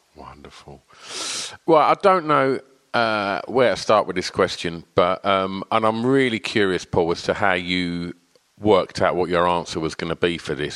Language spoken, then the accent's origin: English; Essex, East of England, United Kingdom; i grew up in Essex and I'm 49.